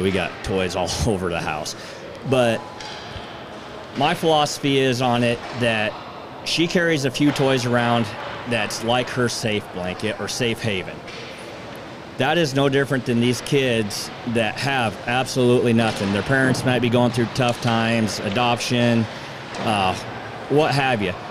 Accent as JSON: {"language": "English", "town": "Seward", "region": "Nebraska", "country": "United States", "said": "I'm from Seward."}